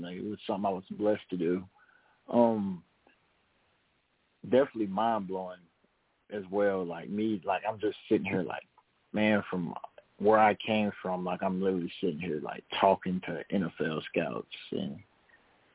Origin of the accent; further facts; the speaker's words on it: Tennessee, United States; moved away as an adult; now in Oxford, United States; I'm from Tennessee